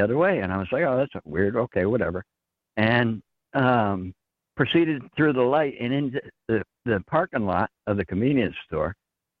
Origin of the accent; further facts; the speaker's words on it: New Hampshire, United States; now in Texarkana, United States; I'm from New Hampshire originally